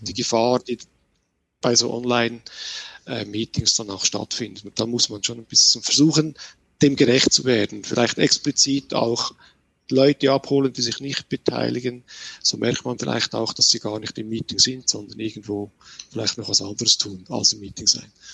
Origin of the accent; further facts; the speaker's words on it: Switzerland; Bei uns in der Schweiz